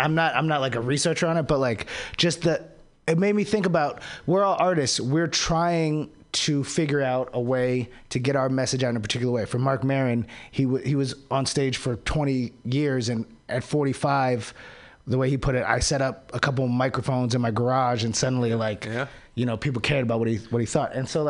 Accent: Maryland, United States; You know, when I went back home, because I'm from Maryland, from the DC area, dude, I could feel it.

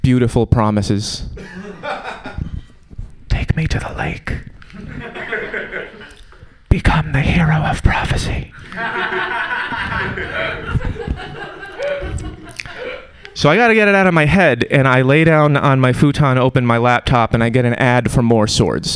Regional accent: Connecticut, United States; now in Oakland, United States; I'm from Connecticut.

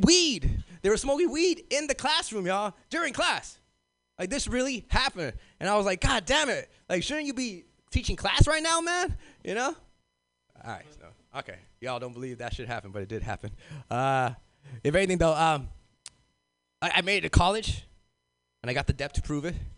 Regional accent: Los Angeles, California, United States; moved away as an adult; now in North Bay, United States; I'm originally from South Central

